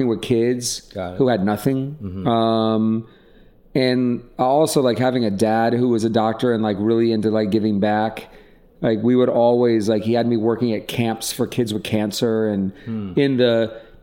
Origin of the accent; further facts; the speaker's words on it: Atlanta, Georgia, United States; moved away as an adult; also born or lived in New York; now in Los Angeles, United States; I grew up in Atlanta, Georgia, into a pretty privileged life.